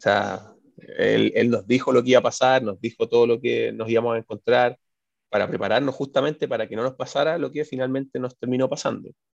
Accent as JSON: {"language": "Spanish", "country": "Chile", "moved": "as an adult", "lives_now": "Spain", "said": "como chileno"}